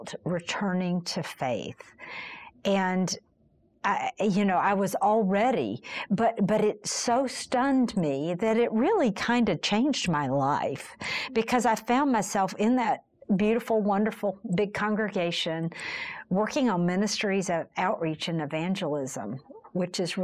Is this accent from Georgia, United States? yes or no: yes; Columbus, Georgia, United States; moved away as an adult; also born or lived in Chicago; now in Columbus, United States; I was born and raised in Columbus, Georgia